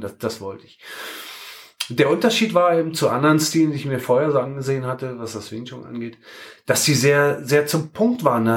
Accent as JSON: {"language": "German", "region": "Berlin", "country": "Germany", "tie": "born or raised there", "moved": "yes", "lives_now": "Hannover, Germany", "said": "ich komme ja gebürtig aus Berlin"}